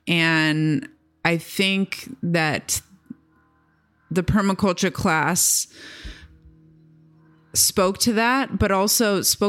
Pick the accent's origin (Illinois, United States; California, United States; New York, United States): California, United States; I grew up in camping in the Sierras and, you know, hiked the John Muir Trail with my family when I was 16 and grew up in, you know, going to Bishop, California with streams running through the properties